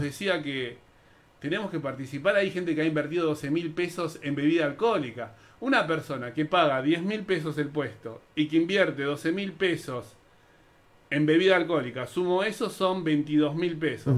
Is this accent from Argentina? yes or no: yes; Buenos Aires, Argentina; also born or lived in Lomas de Zamora; Nací en Lugano, en la Villa 20